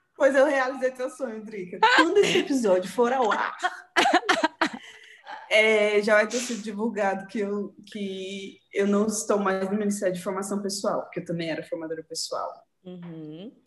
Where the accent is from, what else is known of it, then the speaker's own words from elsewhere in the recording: Santo André, São Paulo, Brazil; Sou natural de Santo André, São Paulo